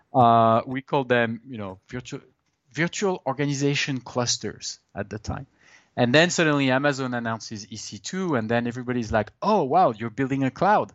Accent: Brittany, France; moved away as an adult; also born or lived in Toulouse, France / Montreal, Canada / London, United Kingdom / Tempe, Arizona; now in United States; I'm from Brittany, in France.

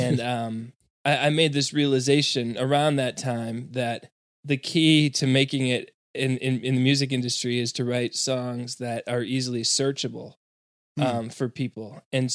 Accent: Massachusetts, United States; We're both from Massachusetts.

